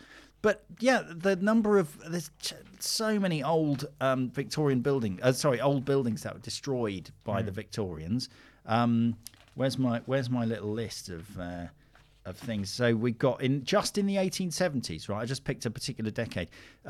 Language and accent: English; United Kingdom; We're British